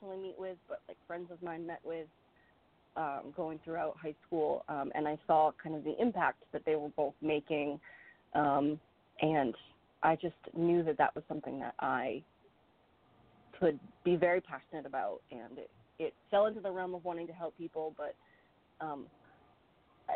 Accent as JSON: {"language": "English", "region": "Maine", "country": "United States", "tie": "born or raised there", "said": "I live and I was born and raised in Maine, but I'm actually licensed in New Hampshire because we live right next door"}